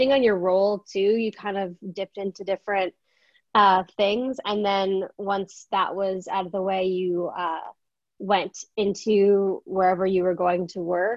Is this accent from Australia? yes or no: no; Canada; I'm from Canada